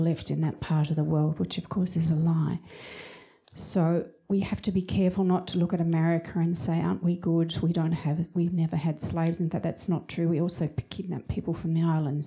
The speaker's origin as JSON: {"language": "English", "region": "Tasmania", "country": "Australia", "moved": "yes", "said": "I come from Tasmania originally"}